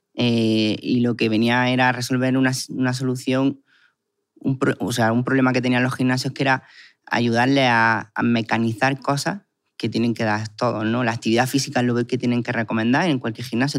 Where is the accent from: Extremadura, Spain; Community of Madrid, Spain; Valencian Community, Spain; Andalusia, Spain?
Andalusia, Spain; Guadix; vengo de un pueblo que es Caguadí